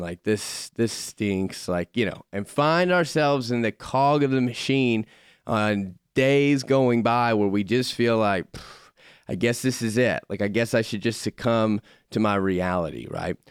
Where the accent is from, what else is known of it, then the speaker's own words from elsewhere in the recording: Florida, United States; moved away; I grew up in Florida